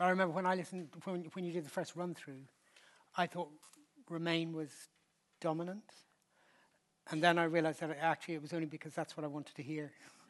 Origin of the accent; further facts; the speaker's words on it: Ireland; I slightly liken it to an Irish, I'm Irish, wakes are a big thing for us.